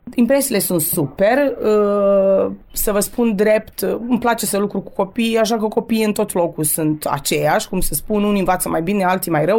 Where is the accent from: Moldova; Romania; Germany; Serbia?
Serbia; Torac, Vojvodina; first language Romanian; moved away as an adult; now in Zrenjanin, Serbia; 40 de ani am locuit la Torac, sunt toreceană pe viață